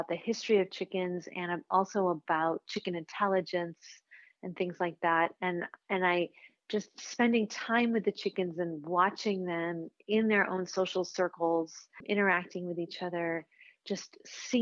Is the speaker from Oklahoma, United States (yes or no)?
no; Chicago, Illinois, United States; I grew up in Chicago